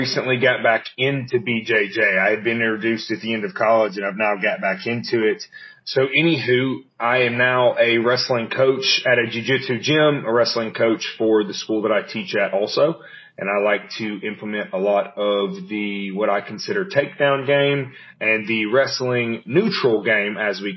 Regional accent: United States; I'm actually from the States

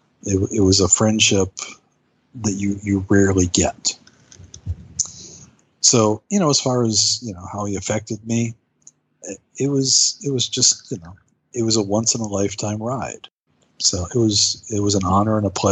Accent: United States; I'm an American guy

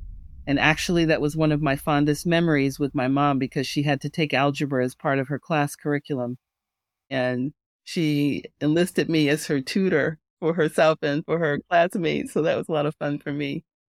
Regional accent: Illinois, United States; also born or lived in California / Japan; I was born in California, and then we were in Japan briefly, and then back in my parents' hometown in Southern Illinois.

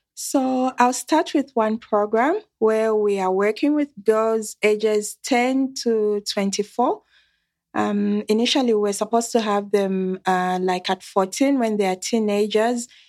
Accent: Zambia; I am coming from Zambia. It's a country in the southern part of Africa.

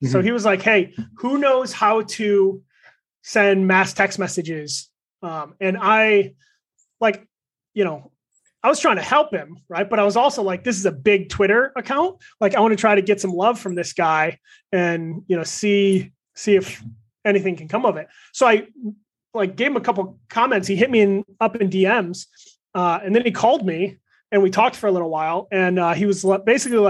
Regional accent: Michigan, United States; I grew up in Michigan, so I grew up a Lions fan.

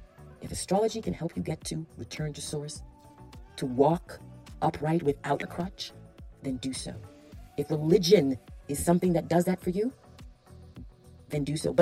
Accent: Toronto, Ontario, Canada; I remember growing up in Appleworth, Corporate Junior Public School. And a group of girls. Shout out to the Appleworth girls. I don't know where you are right now in Toronto, Canada.

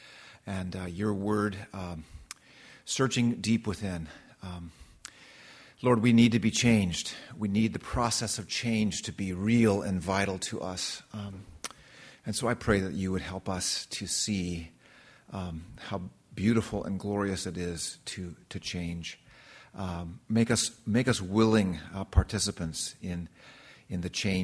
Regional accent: Redlands, California, United States; The address was 436 Eucalyptus Drive, Redlands, California

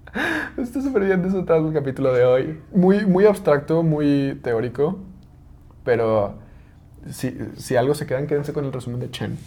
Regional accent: Mexico; como mexicanos tenemos muy arraigados muchos símbolos

